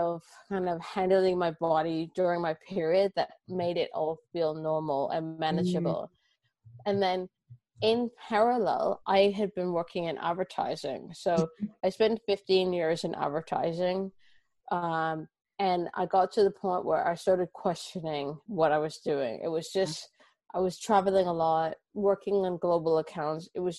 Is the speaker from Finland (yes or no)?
no; Toronto, Ontario, Canada; now in London, United Kingdom; Everyone kind of wonders when they hear me, they wonder where I'm from, but I'm from Toronto.